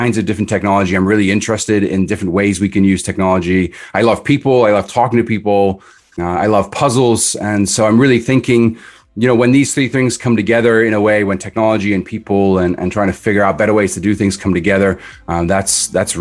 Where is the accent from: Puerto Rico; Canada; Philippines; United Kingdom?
United Kingdom; Edinburgh, Scotland; moved away; I grew up in Edinburgh in Scotland, so I'm from overseas originally.